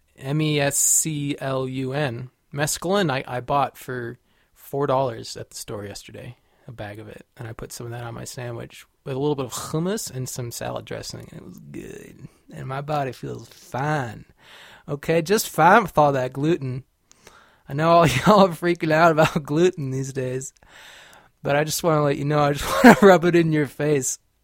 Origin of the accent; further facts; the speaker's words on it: California, United States; I grew up in California